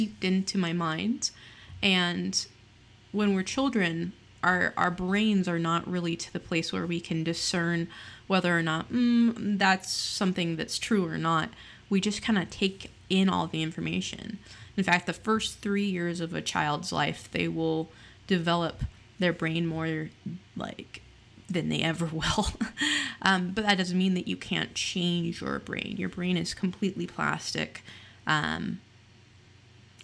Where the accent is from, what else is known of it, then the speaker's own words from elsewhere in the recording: Utah, United States; I am from Utah. Utah is known for its very heavily religious aspect, and I grew up in the church aforementioned